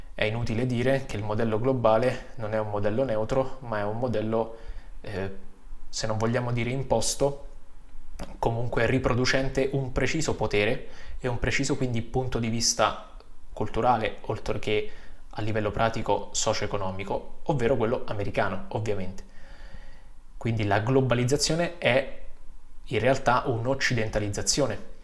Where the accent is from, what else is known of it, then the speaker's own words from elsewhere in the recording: Vicovaro, Lazio, Italy; also born or lived in Lombardy; now in Fossalta di Piave, Italy; Vengo dalle colline del Lazio, da Vicovaro, vicino Roma